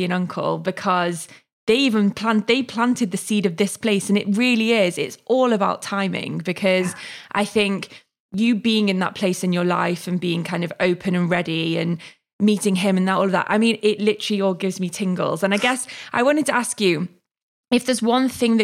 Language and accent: English; the North, the north of England, United Kingdom; moved away; also born or lived in London; I'm from the North. We're a bit more friendly